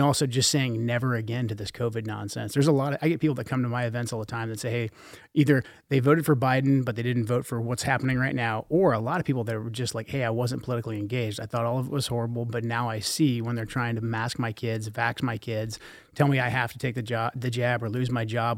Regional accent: Portland, Oregon, United States; growing up in Portland in the eighties and the nineties

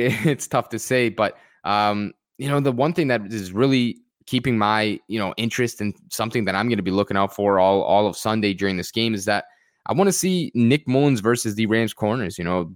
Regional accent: Canada; I am personally a Canadian

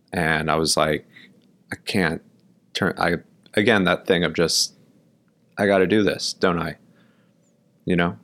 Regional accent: New York, United States; also born or lived in Milwaukee, Wisconsin; I grew up in Brooklyn, New York. Um, I was born here

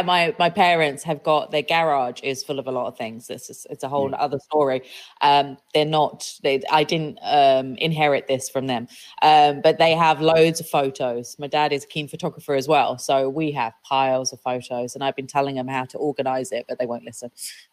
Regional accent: South East England, United Kingdom; even though I'm from Kent

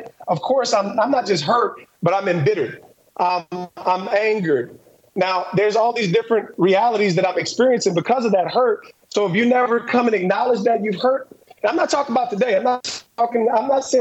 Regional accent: New Jersey, United States; I'm from New Jersey, divorced home.

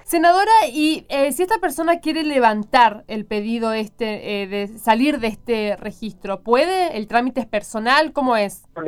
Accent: Chaco, Argentina; yo soy chaqueña

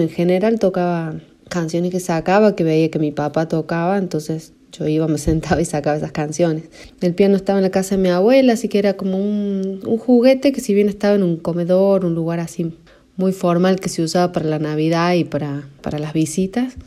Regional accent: La Rioja, Argentina; yo nací en La Rioja, capital

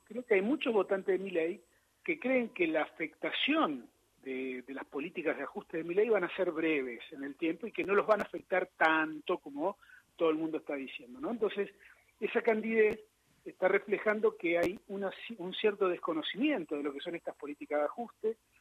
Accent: Río Grande, Tierra del Fuego, Argentina; moved away; yo de chiquito vivía en Río Grande, Tierra del Fuego, y todas las mañanas perdón, iba a la escuela

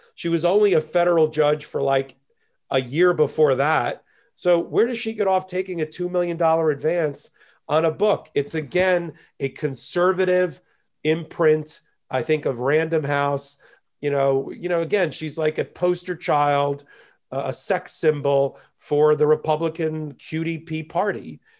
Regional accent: near Asbury Park, New Jersey, United States; moved away as an adult; also born or lived in Miami, Florida; now in New York, United States; I was born and raised an hour south of Manhattan in a little town next to Asbury Park, New Jersey

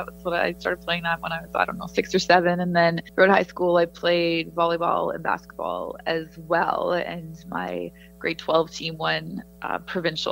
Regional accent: Edmonton, Alberta, Canada; moved away; covering the teams that I grew up watching. It was really cool for me to go to Oilers practice and be covering games and talking to the players, just to be covering an NHL team, never mind my hometown team, was awesome

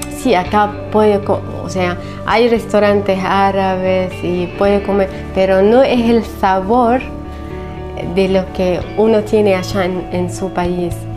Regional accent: Syria; Spanish is a second language; moved away as an adult; now in Buenos Aires, Argentina; soy refugiada siria

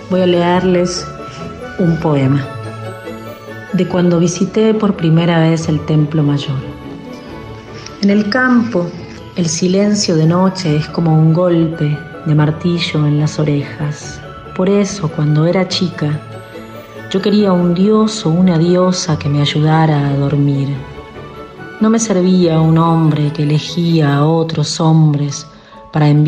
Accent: La Pampa, Argentina; now in Costa Rica; de La Pampa, pero ahora viviendo en Costa Rica.

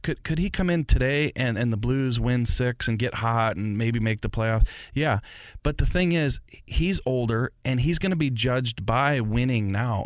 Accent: St. Louis, Missouri, United States; I grew up in Saint Louis. I'm a lifelong Saint Louis and forty-eight years old

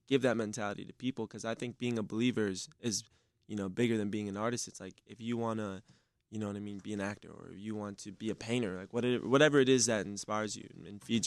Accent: Detroit, Michigan, United States; moved away; I just went back to my hometown for, you know, the Detroit show with …

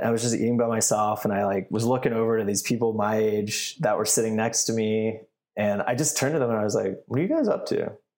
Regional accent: Canada; moved away; I grew up in Canada

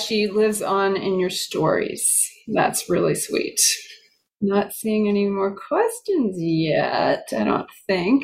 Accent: outside of Boston, Massachusetts, United States; I grew up in St. Bridget's Parish, also outside of Boston.

